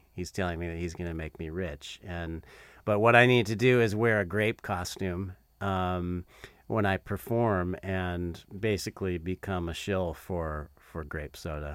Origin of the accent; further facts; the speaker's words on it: Southern California, United States; moved away as an adult; now in North Carolina, United States; I moved to North Carolina in 2007. Uh, so I grew up in um, I grew up in Southern California.